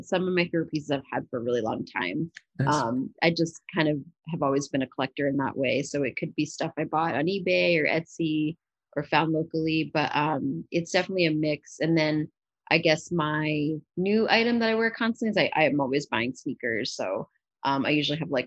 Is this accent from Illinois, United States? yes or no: no; Philadelphia, Pennsylvania, United States; also born or lived in New York; I'm from Philadelphia originally, lived in New York for a long time, but moved back to start my brand about 5 years ago